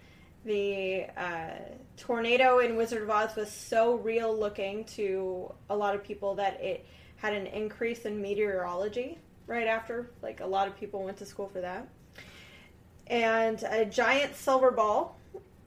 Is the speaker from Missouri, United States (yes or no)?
yes; Kansas City, Missouri, United States; I'm from Missouri